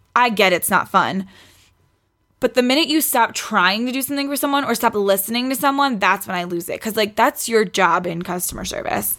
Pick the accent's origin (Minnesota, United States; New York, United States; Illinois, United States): New York, United States; New York City; moved away; I grew up in Queens.